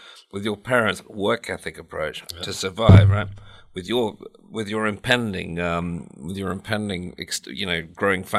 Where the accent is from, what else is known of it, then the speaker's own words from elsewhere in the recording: England, United Kingdom; I'm obviously from England